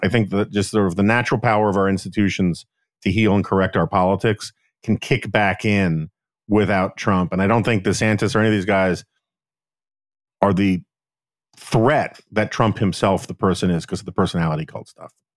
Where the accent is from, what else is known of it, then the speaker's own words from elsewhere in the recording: New York City, New York, United States; I'm from New York